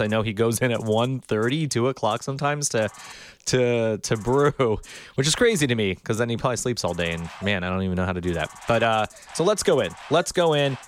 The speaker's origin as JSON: {"language": "English", "town": "Miami Beach", "region": "Florida", "country": "United States", "tie": "born or raised there", "said": "I was born and raised in Miami Beach"}